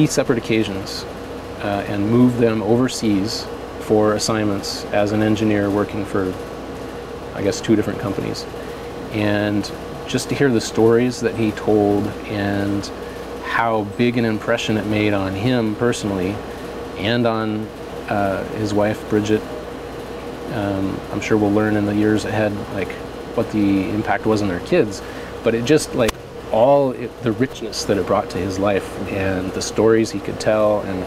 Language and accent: English; Colorado, United States; now in Oregon, United States; growing up in Colorado